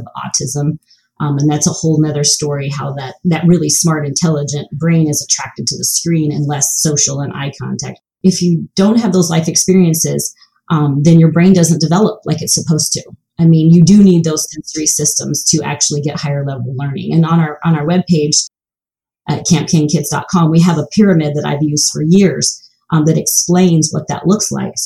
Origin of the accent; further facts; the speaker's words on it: the South, United States; I grew up in the South without shoes